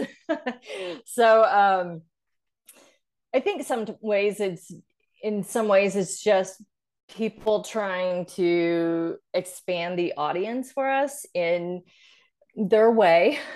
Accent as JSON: {"language": "English", "region": "Arkansas", "country": "United States", "moved": "yes", "said": "I went to college in Arkansas, where I'm from"}